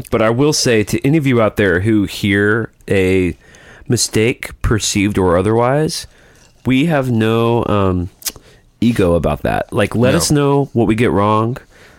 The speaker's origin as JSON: {"language": "English", "region": "Alabama", "country": "United States", "said": "I'm from Alabama."}